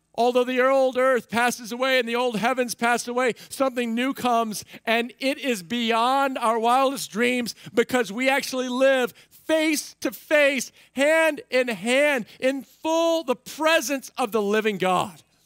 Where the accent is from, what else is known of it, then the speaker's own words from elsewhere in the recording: United States; I'm an American